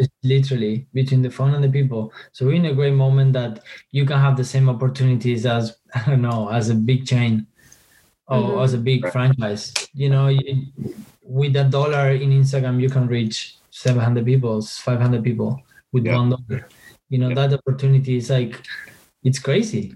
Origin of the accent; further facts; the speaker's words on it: Argentina; I'm from argentina i was born in argentina